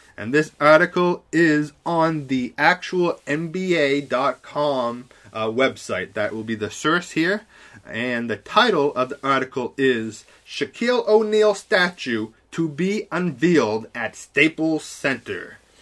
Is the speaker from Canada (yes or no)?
yes; Canada; I'm such a Canadian here